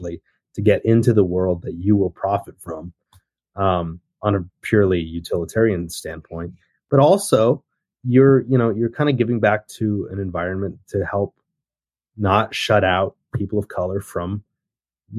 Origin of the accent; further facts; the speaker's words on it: Murray, Kentucky, United States; moved away as an adult; also born or lived in South Korea / Taipei, Taiwan; I grew up in Murray, Kentucky. It's a very small town in Western Kentucky.